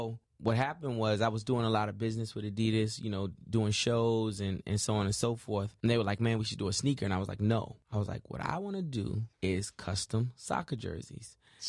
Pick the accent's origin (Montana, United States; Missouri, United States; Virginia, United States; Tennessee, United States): Virginia, United States; I'm from Virginia. I'm right. Like, you know what I'm saying, like, New York had infiltrated my whole state.